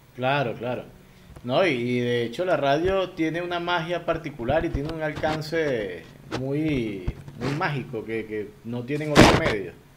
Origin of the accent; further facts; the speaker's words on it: Barquisimeto, Lara, Venezuela; yo soy de Barquisimeto